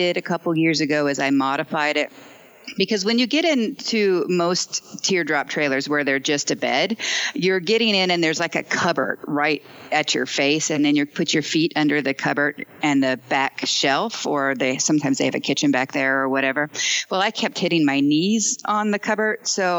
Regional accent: Seward, Nebraska, United States; moved away; I'm originally from Seward, Nebraska, but I live on the road full time

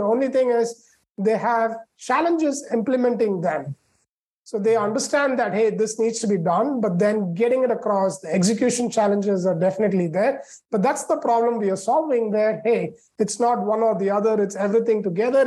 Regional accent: India; moved away as an adult; also born or lived in Chicago, United States; now in United States; I grew up in India and then came to the States to do my master's in computer engineering from Illinois Institute of Technology in Chicago

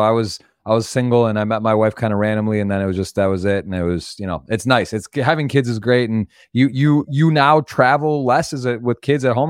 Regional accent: Ann Arbor, Michigan, United States; I'm from Ann Arbor.

